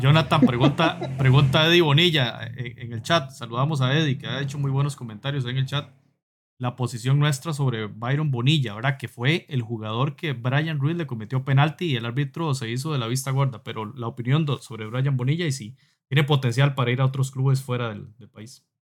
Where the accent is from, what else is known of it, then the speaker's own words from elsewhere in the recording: Costa Rica; Somos, somos de Costa Rica y del Salvador, Pablo de Salvador, nosotros de Costa Rica